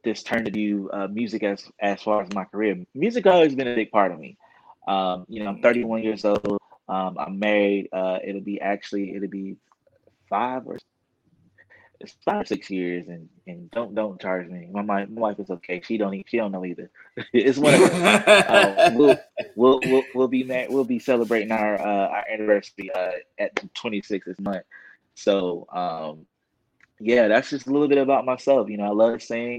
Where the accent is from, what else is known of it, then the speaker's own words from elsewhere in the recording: Southern Pines, North Carolina, United States; I am from a little town called Southern Pines, North Carolina